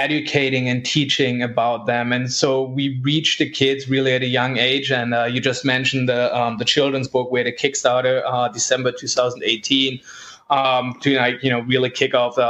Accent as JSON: {"language": "English", "country": "Germany", "moved": "yes", "said": "I'm originally from Germany"}